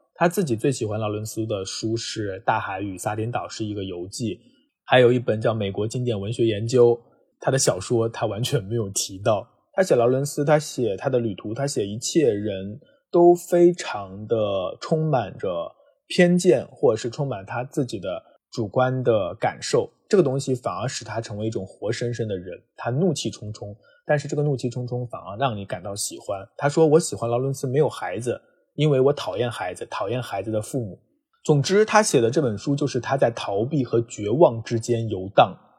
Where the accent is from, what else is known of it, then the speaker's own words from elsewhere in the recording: Jiangxi, China; moved away; 江西我的老家